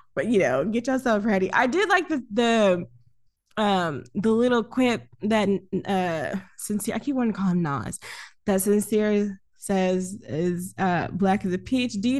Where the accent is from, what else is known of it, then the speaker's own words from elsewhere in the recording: the South, United States; I'm from down south, so the rules are a lot different.